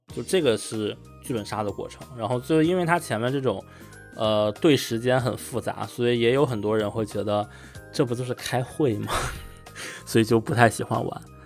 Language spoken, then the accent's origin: Chinese; China; now in Netherlands; 我是一个中国人